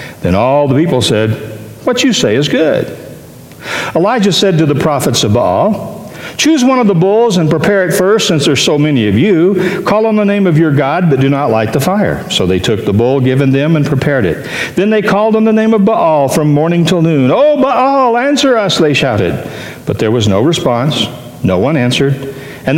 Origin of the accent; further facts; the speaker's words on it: Tennessee, United States; I'm from Tennessee